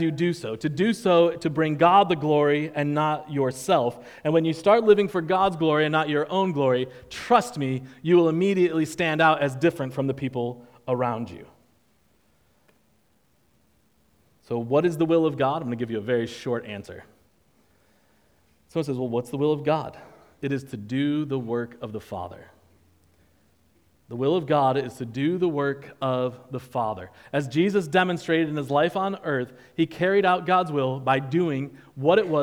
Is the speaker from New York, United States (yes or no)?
yes; New York, United States; now in Charleston, United States; I'm from New York